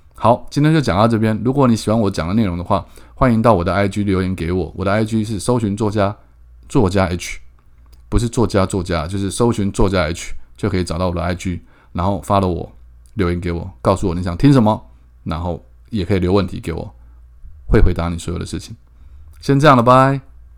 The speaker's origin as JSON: {"language": "Chinese", "town": "Keelung", "country": "Taiwan", "tie": "born or raised there", "said": "我家，我从小就是，我在孝山路七十九巷长大的"}